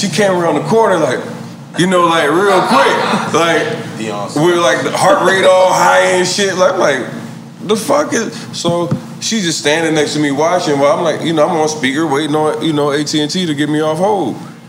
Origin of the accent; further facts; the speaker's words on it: Philadelphia, Pennsylvania, United States; I'm from Philly